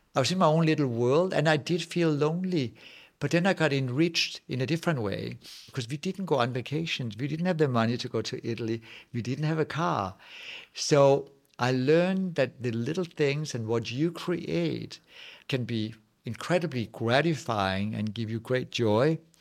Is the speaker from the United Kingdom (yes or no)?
no; Nibe, North Denmark Region, Denmark; English is a second language; now in Los Angeles, United States; as a Dane, I'm also coming from Jutland. I come from bl-, blue-collar working class family